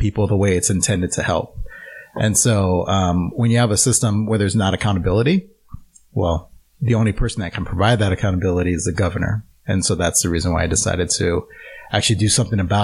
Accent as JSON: {"language": "English", "town": "Chicago", "region": "Illinois", "country": "United States", "tie": "born or raised there", "also_born_or_lived": "Arizona", "moved": "as an adult", "lives_now": "Oregon, United States", "said": "I was actually born and raised in Chicago, Illinois."}